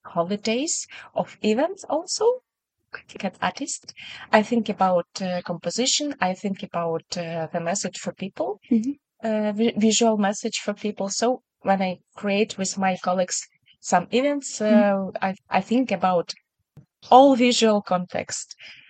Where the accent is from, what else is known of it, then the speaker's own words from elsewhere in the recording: Kyiv, Ukraine; English is a second language; moved away as an adult; also born or lived in Ternopil region; I was born in Kyiv, in the capital of Ukraine, and the most good city for me